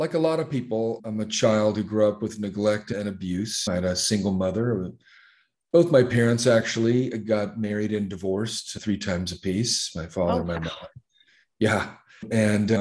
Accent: Los Angeles, California, United States; moved away as an adult; also born or lived in Long Beach / Compton / Santa Barbara / Santa Maria; now in Thailand; I am originally from the U.S. I grew up in Los Angeles. I grew up in L.A. and Long Beach and Compton. We moved around a lot as a kid in Southern California

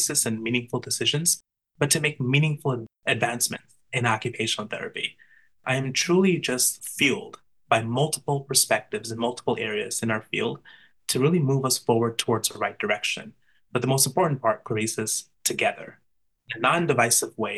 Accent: New York City, New York, United States; I am from Brooklyn, New York.

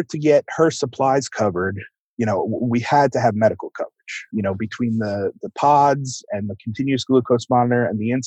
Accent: Long Island, New York, United States; now in North Carolina, United States; I'm from New York originally. Born and raised on Long Island

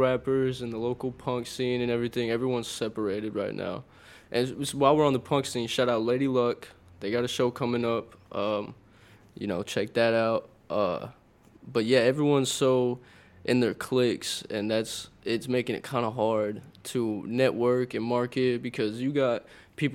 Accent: Wimberley, Texas, United States; also born or lived in Austin, Texas; I was mainly growing up in Wimberley

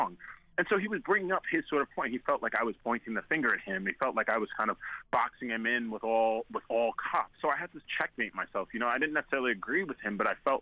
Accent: New York City, New York, United States; a friend of mine, who we grew up together in Staten Island

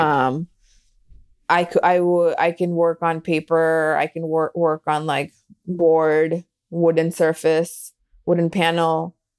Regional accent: Delhi, India; moved away; growing up in Delhi

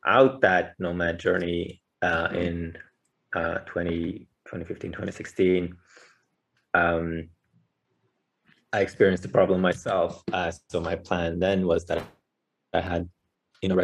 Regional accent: Bergen, Vestland, Norway; I grew up in Norway, on the western coast of Norway in Bergen.

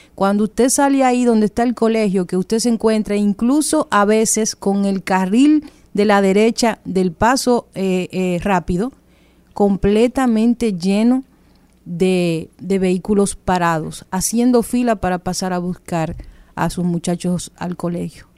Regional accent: Dominican Republic; nosotros convivimos en un país con cosas muy particulares

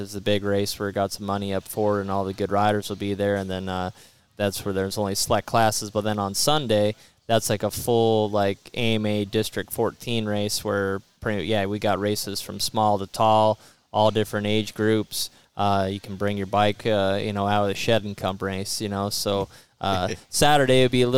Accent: Washington, United States; We lived out in the country. I'm from Washington State, and so we're way out in the country

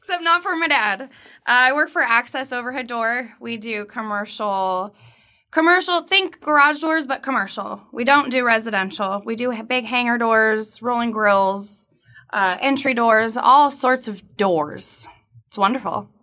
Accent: Southern California, United States; I am from Southern California.

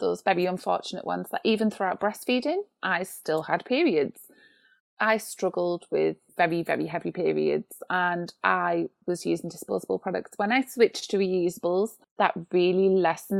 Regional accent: United Kingdom; being British

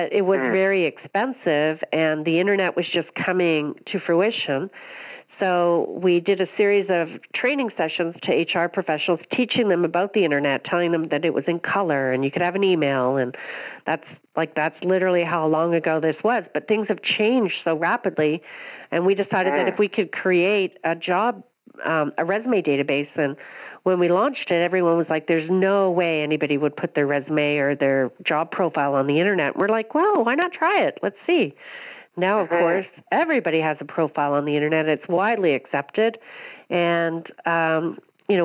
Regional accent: Aurora, Ontario, Canada; I currently live north of Toronto. I've been here all my life in a small town called Aurora

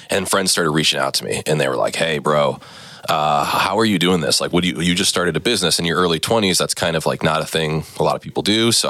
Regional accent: Neenah, Wisconsin, United States; Yeah, so I grew up in Neenah. I was kind of a jock in high school.

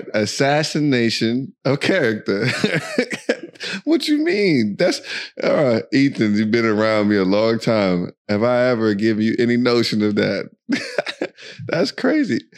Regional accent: United States; accent: American; moved away as an adult; now in Dubai, United Arab Emirates; you can tell by our accent and all this other stuff that we are American

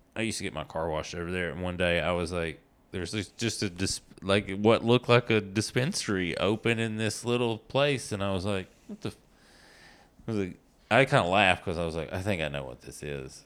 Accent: East Tennessee, United States; now in Los Angeles, United States; I'm from East Tennessee

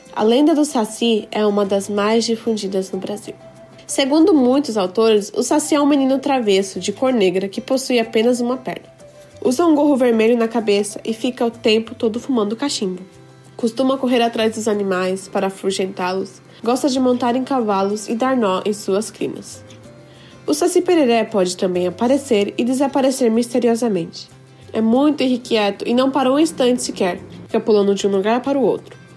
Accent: Japan; also born or lived in Brazil; nasci no Japão e sempre estudei em escola japonesa

